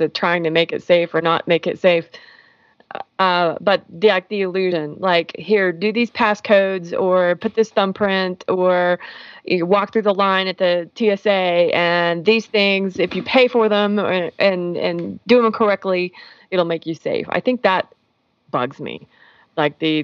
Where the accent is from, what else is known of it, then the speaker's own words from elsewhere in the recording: United States; I'm an American